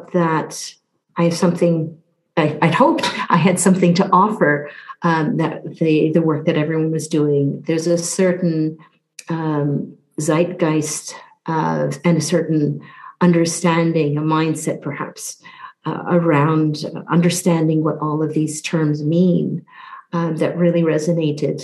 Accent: Newfoundland and Labrador, Canada; moved away as an adult; also born or lived in Southeast Asia; now in United Kingdom; I'm from Newfoundland, which is in the eastern part of Canada, born on the island of Newfoundland, part of the province of Newfoundland and Labrador.

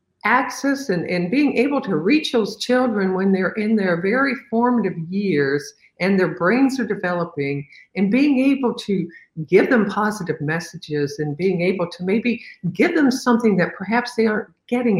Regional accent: Evansville, Indiana, United States; my hometown of Evansville

